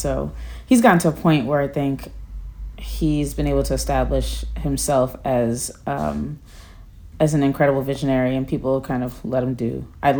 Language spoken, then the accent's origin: English; New Rochelle, New York, United States; also born or lived in Bronx, New York / Brooklyn, New York / London; I grew up in New York. So I was born in the Bronx. I lived there until I was about seven, and then raised in New Rochelle. Then my adult life was spent in Brooklyn